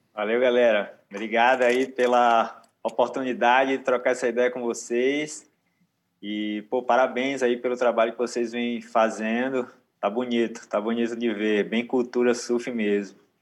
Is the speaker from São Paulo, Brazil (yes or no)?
no; Aracaju, Sergipe, Brazil; moved away; also born or lived in Natal, Rio Grande do Norte; eu na infância eu morava em Aracaju, uhum. Sergipe. Mas eu nasci em Natal, mas aí a família toda era de Natal.